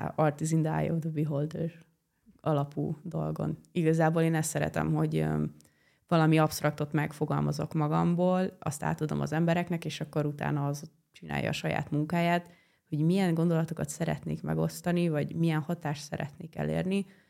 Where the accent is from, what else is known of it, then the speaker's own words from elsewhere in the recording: Hungary; also born or lived in Italy; én itt nőttem fel ebbe a házba